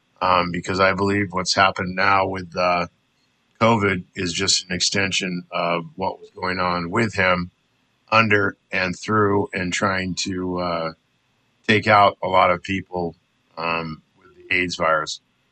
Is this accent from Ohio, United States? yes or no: no; San Diego, California, United States; moved away as an adult; also born or lived in New Orleans, Louisiana / Mobile, Alabama; I was born and raised Roman Catholic. I'm half Irish, half Portuguese. I grew up in the South, San Diego, California. Okay. Not what we traditionally call the South, but I did live and work in New Orleans and Mobile.